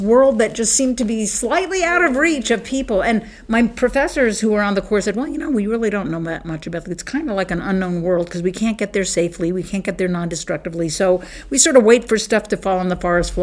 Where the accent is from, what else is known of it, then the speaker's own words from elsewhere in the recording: Bethesda, Maryland, United States; I grew up in Bethesda, Maryland, which is like a suburb of Washington, D.C.